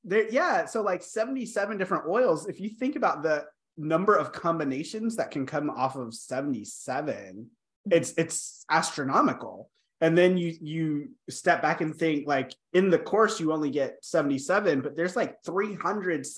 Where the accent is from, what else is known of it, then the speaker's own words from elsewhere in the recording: United States; moved away as an adult; now in Canada; as an American